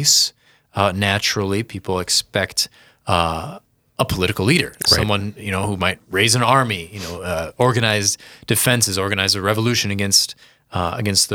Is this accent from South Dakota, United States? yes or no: yes; Sioux Falls, South Dakota, United States; I'm from Sioux Falls. I was born in Sioux Falls. I grew up here and everything.